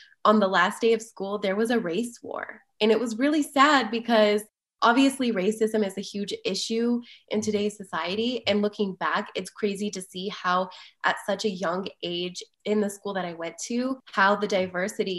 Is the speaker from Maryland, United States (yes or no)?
no; Las Vegas, Nevada, United States; now in Denver, United States; I grew up in Las Vegas and I was an avid volleyball player